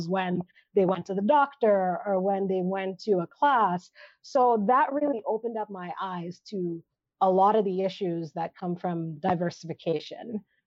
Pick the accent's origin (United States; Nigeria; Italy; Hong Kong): Nigeria; now in Canada; I grew up in Nigeria